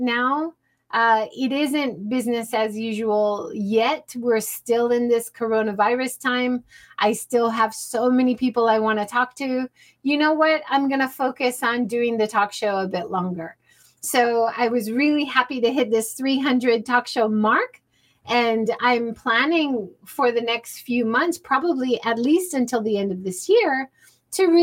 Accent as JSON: {"language": "English", "region": "Hawaii", "country": "United States", "tie": "born or raised there", "said": "I grew up in Hawaii"}